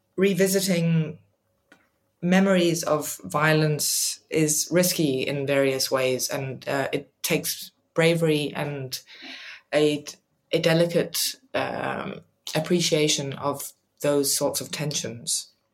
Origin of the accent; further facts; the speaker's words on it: Eswatini; moved away; also born or lived in Denmark; I was a child growing up in Swaziland, now called Eswatini, and we would visit Denmark, where I am originally from